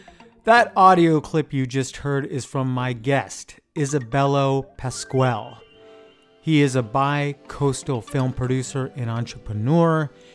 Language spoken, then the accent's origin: English; United States; I'm an American.